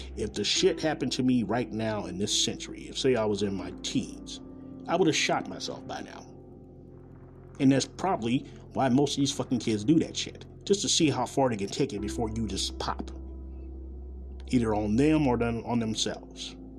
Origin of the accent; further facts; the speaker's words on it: Kansas City, Missouri, United States; from Kansas City, Missouri, my hometown.